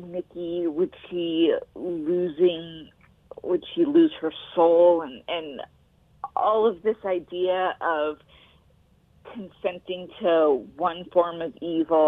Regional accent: Los Angeles, California, United States; I was raised in Los Angeles

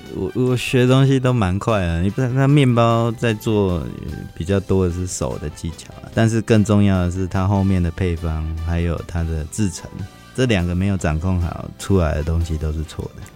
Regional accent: Fengyuan, Taichung, Taiwan; moved away as an adult; now in Hsinchu, Taiwan; 我们的家乡那边就是，呃，台中丰原，就是本来就是糕点，以糕点为，就是一个特色

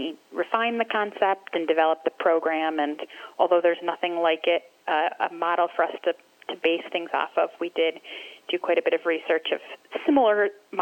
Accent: Grand Rapids, Michigan, United States; I grew up here in Grand Rapids

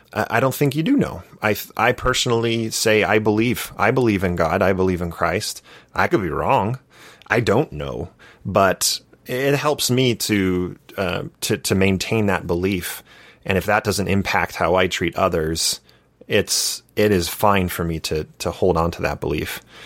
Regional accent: Santa Barbara, California, United States; moved away as an adult; now in Utah, United States; I grew up in Santa Barbara, California

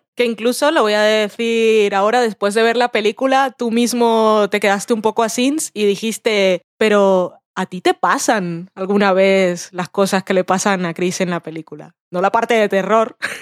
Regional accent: Colombia; soy colombiana

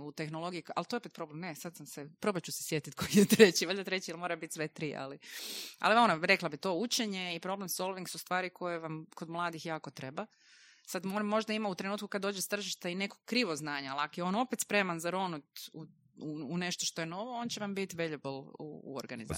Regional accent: Croatia; kod nas u Hrvatskoj

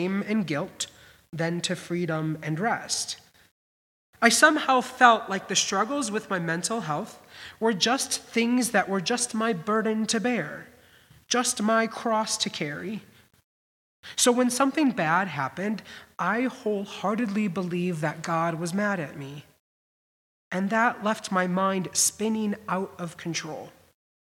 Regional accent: Midwest, United States; also born or lived in Boston; growing up in the Midwest, you prized to send your kid to a private Lutheran college. My parents did it

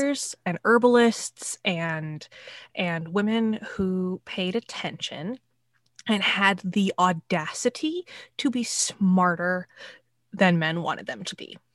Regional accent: Pacific Northwest, United States; I grew up in the Pacific Northwest, and we used to go on field trips down to the Sound

